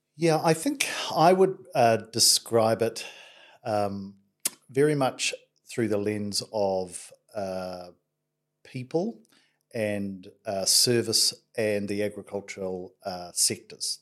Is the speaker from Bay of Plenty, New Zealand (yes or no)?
yes; Bay of Plenty, New Zealand; that has been my childhood, um, home